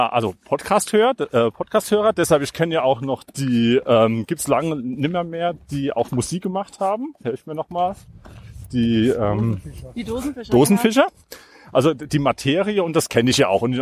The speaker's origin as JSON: {"language": "German", "town": "Landstuhl", "region": "Rhineland-Palatinate", "country": "Germany", "said": "äh, aus Landstuhl"}